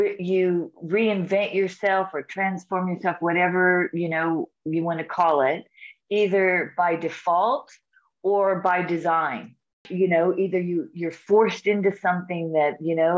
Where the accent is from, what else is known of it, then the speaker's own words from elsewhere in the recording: Orange County, California, United States; moved away as an adult; also born or lived in Hawaii / Hong Kong / Singapore / Madeira; now in South Australia, Australia; I'm originally from California, from Orange County. I grew up there